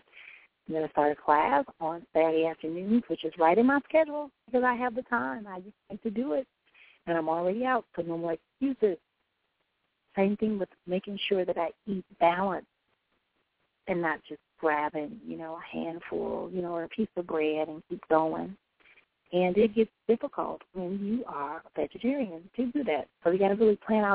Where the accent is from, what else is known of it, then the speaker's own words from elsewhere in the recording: Milwaukee, Wisconsin, United States; my hometown here in Milwaukee